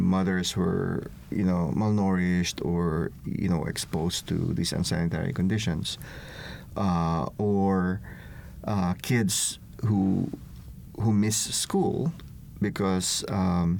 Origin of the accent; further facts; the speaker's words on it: Philippines; now in United States; I'm originally from the Philippines